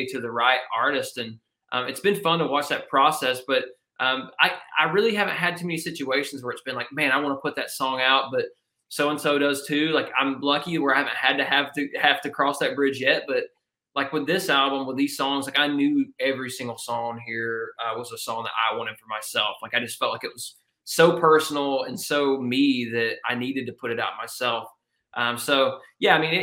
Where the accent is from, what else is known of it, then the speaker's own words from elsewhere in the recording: Georgia, United States; my hometown in Georgia